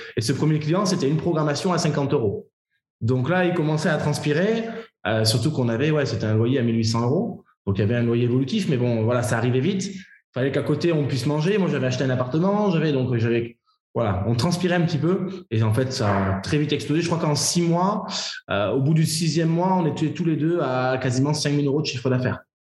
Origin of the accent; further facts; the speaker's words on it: Bordeaux, Nouvelle-Aquitaine, France; also born or lived in Paris; je suis bordelais